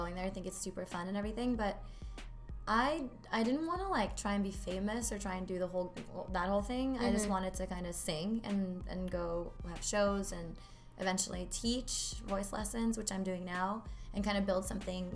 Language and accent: English; Norway; moved away as an adult; also born or lived in Mexico; now in Santa Barbara, United States; I was born in Norway, mm-hmm. and I was also raised in Norway. I lived there until I was 19